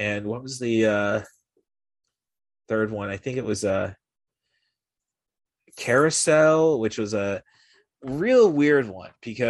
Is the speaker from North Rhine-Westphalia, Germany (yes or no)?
yes; Dusseldorf, North Rhine-Westphalia, Germany; born there; I was born in Dusseldorf, and that is why.